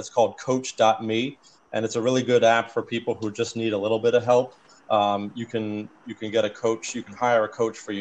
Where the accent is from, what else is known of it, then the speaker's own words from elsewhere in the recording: United States; moved away; I grew up outside of D.C.